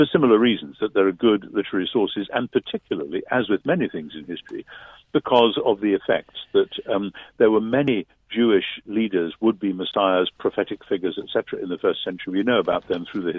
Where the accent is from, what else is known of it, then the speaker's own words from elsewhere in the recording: United Kingdom; I'm British